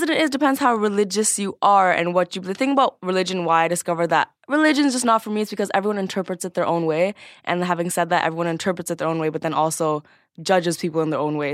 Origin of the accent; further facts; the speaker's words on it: Scarborough, Ontario, Canada; I was born and raised in Scarborough, which is a pretty ghetto little suburb